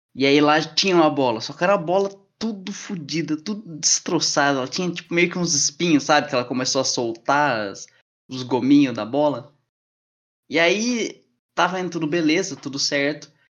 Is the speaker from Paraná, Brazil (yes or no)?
yes; Curitiba, Paraná, Brazil; moved away; Eu morei a maior parte da minha infância em Curitiba